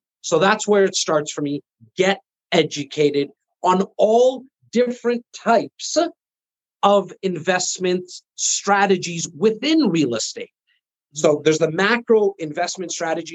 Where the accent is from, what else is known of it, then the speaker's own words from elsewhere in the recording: Canada; I am Canadian